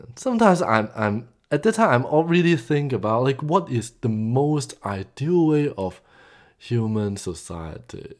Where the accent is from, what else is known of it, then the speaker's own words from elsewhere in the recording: Hong Kong; moved away; I came from Hong Kong originally.